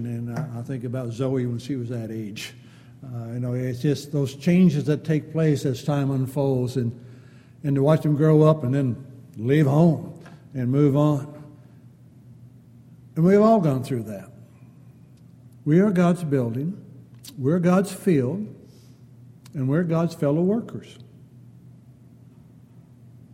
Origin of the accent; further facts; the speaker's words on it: California, United States; moved away; growing up in California out in the hills